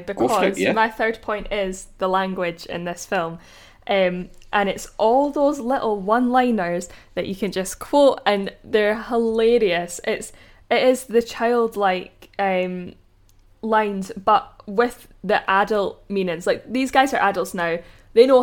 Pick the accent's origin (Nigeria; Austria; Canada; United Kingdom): United Kingdom; Scotland; I'm Scottish